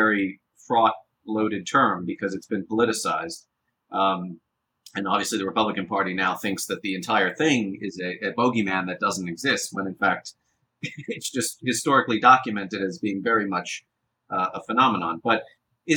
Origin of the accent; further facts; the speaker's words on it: United States; as an American